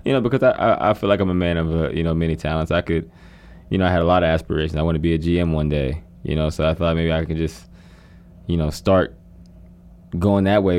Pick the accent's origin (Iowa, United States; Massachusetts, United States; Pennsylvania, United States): Pennsylvania, United States; I'm from Pennsylvania area